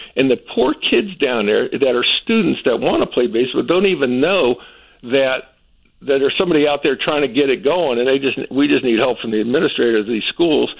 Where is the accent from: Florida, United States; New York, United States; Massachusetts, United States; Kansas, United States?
Florida, United States; North Miami; I grew up in North Miami. My family didn't have a lot of money.